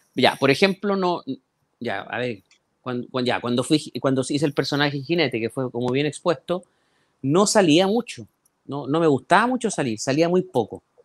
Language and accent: Spanish; Talcahuano, Biobío, Chile; now in Santiago, Chile; Yo lo mejor de Talcahuano me, me lo llevé desde, desde mi niñez. O sea, yo los recuerdos más lindos que tengo de, Talcahuano son mi niñez